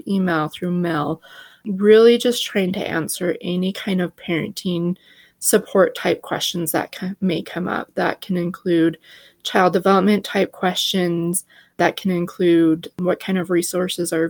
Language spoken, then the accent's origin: English; Utah, United States; I am from Utah and work with Help Me Grow Utah and just have had the opportunity to live in multiple spots across our state